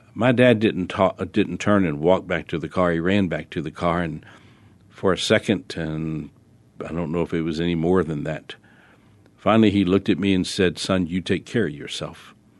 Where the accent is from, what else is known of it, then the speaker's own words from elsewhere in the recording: New Orleans, Louisiana, United States; I was born in New Orleans